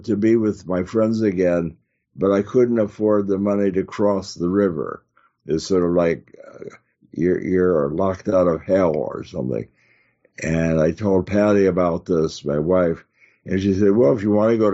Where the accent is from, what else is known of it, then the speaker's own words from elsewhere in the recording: Chicago, Illinois, United States; moved away; where I grew up in Chicago